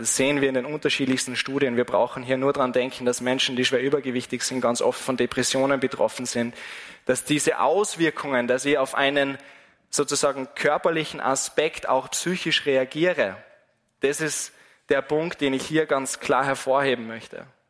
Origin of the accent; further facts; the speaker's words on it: Wals-Siezenheim, Salzburg, Austria; von meiner Heimatgemeinde von Wals